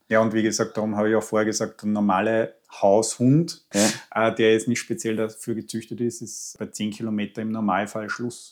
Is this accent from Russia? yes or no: no; Austria; bei uns in Österreich